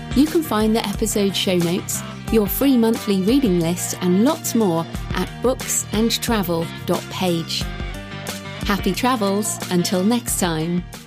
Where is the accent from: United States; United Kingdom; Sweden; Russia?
United Kingdom; moved away as an adult; also born or lived in Australia / New Zealand; it's my home country